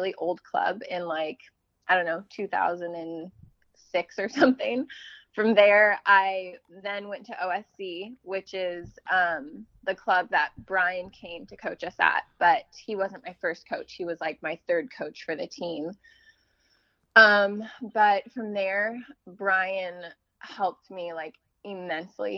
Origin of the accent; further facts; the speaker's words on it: Anaheim, California, United States; I grew up in Anaheim, California